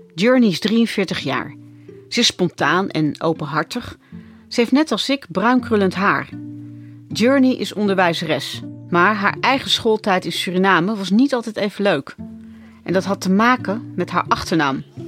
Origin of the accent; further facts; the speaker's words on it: Netherlands; Ik ben ook nog eens een keer opgegroeid in Nederland